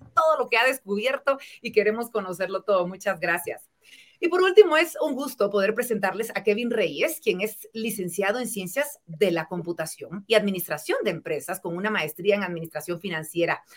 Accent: Guatemala; como guatemaltecos

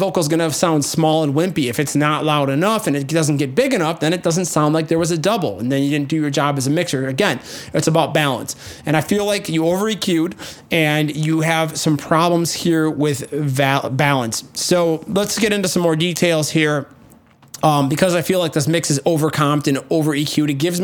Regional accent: Midwest, United States; I'm from the Midwest. That's how we say ah instead of oh.

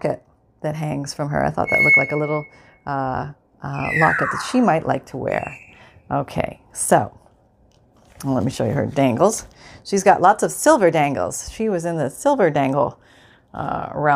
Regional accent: Canada; moved away; I'm from Canada. I grew up in Canada

